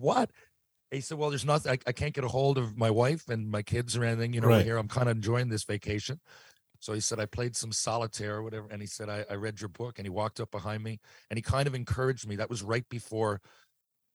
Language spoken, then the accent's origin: English; Mount Pearl, Newfoundland and Labrador, Canada; I grew up here in Mount Pearl